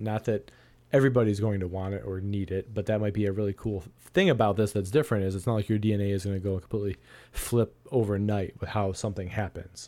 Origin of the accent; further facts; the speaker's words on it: Ohio, United States; here in my home state of Ohio